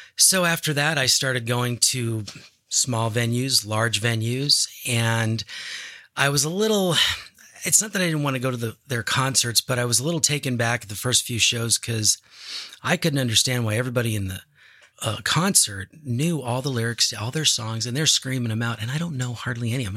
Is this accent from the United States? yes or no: yes; Arizona, United States; we're all from Arizona